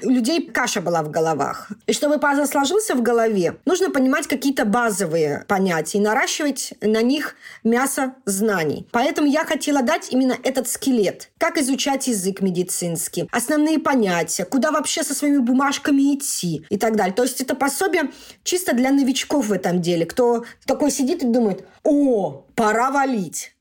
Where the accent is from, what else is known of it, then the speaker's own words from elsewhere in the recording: Russia; moved away as an adult; also born or lived in Mannheim, Germany; now in Germany; я из России